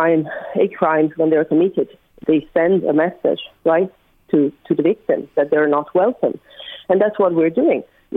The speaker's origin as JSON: {"language": "English", "country": "Italy", "second_language": "English", "moved": "yes", "lives_now": "Dublin, Ireland", "said": "I'm from Italy, considering my accent probably. But listen, I live in Dublin"}